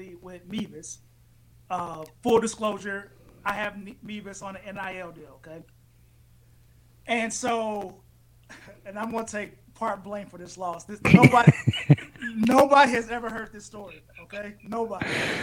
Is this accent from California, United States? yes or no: no; St. Louis County, Missouri, United States; I grew up in St. Louis County, played North County football